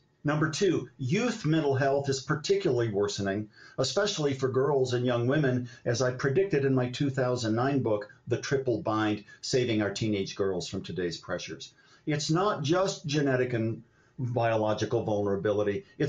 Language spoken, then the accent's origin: English; Ohio, United States; my dad's lifelong severe misdiagnosed bipolar disorder as I was growing up in Ohio.